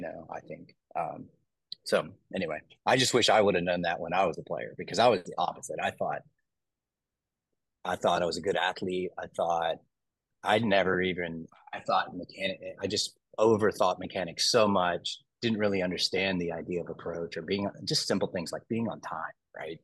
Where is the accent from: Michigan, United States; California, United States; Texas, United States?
Texas, United States; I'm from Texas